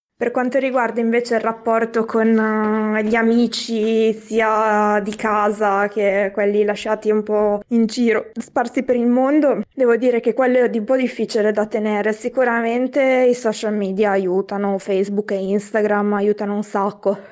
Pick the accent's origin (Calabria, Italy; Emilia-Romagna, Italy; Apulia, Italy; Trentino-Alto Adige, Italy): Emilia-Romagna, Italy; Piacenza; moved away as an adult; also born or lived in Forlì; now in Brussels, Belgium; dalla mia città natale, da, mm, da Piacenza